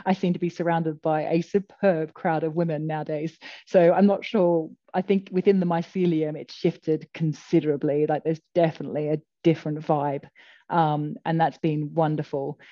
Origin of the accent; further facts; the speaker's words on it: Australia; now in United Kingdom; I'm Australian